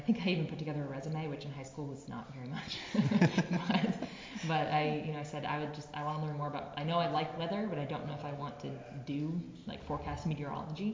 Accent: Tucson, Arizona, United States; I did apply here to the University of Arizona, back in my hometown

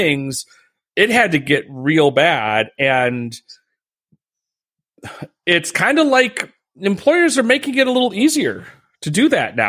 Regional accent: Midwest, United States; I'm from the Midwest.

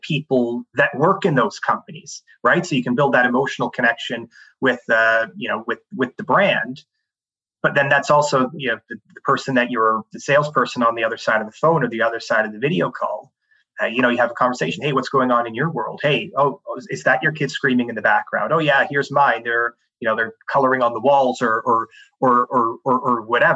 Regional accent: Canada; moved away as an adult; also born or lived in Canada's Arctic / Sierra Leone / Switzerland; I grew up in Canada

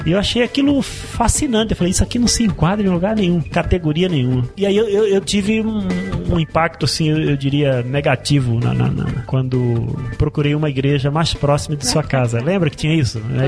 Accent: Recife, Pernambuco, Brazil; moved away as an adult; now in Curitiba, Brazil; Eu sou pernambucano, sou de Recife.

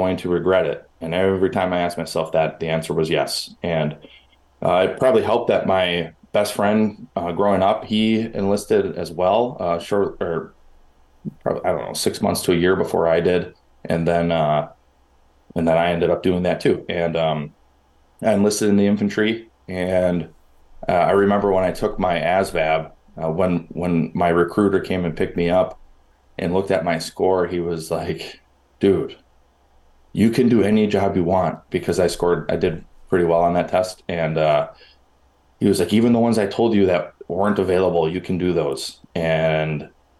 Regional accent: Milwaukee, Wisconsin, United States; accent: Great North; You can probably tell from my accent that I come from the Great North, and I was born and raised in Milwaukee, Wisconsin

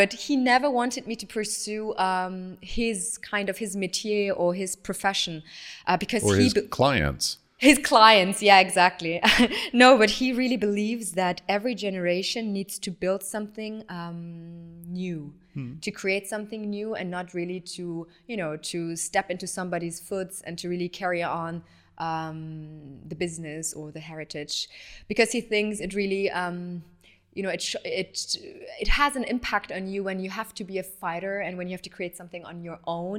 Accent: Tehran, Tehran Province, Iran; born there; So I was born in Tehran. My parents met in Tehran and got married there.

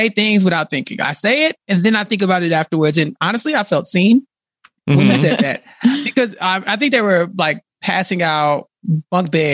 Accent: Texas, United States; I'm from Texas.

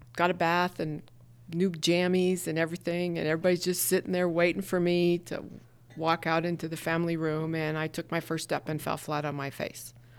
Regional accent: Havre, Montana, United States; moved away as an adult; also born or lived in New York City; my hometown, born and raised there

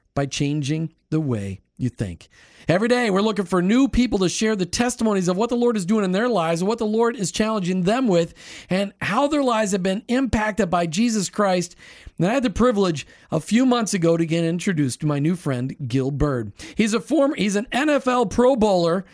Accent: Minnesota, United States; I was from Minnesota

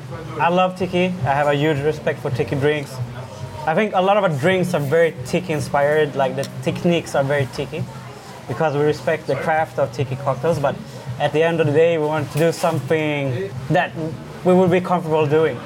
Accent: Stockholm, Stockholm County, Sweden; moved away as an adult; now in Bangkok, Thailand; so Chilean. My mom is half French, half Swedish. Born and raised in Stockholm, though. Lived there all my life. Lived there all my life before moving here to Thailand.

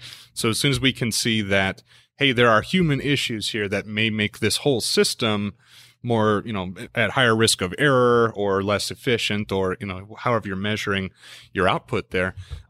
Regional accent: Midwest, United States; also born or lived in Lincoln, Nebraska; now in Texas, United States; I grew up in a lot of different places in the United States, mostly in the Midwest. And then I came out of Lincoln, Nebraska. It's my last residence with family, I suppose.

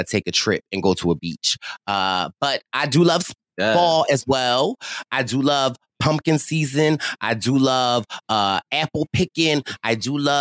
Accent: Philadelphia, Pennsylvania, United States; as a Philadelphian

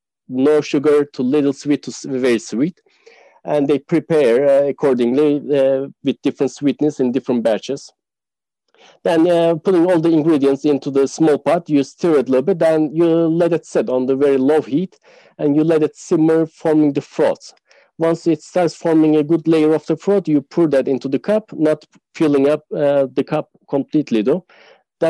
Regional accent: Turkey

